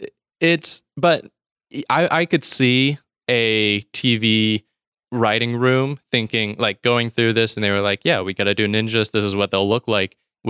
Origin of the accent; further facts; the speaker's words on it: the South, United States; so I grew up in the South. It's a very religious area